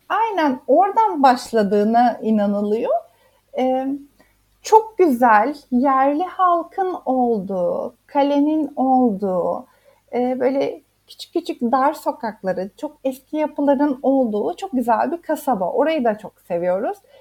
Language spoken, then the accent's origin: Turkish; Isparta, Turkey; first language Turkish; moved away as an adult; also born or lived in Istanbul; now in Hove, United Kingdom; Ben Akdeniz'e küçüklüğümde Sparta'da büyüdüğüm için hep Akdeniz'e gittik